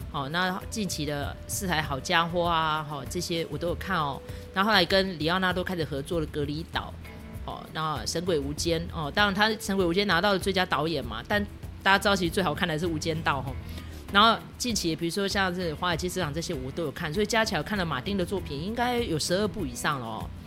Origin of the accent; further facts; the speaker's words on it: Taiwan; 对我们台湾人来说有点久远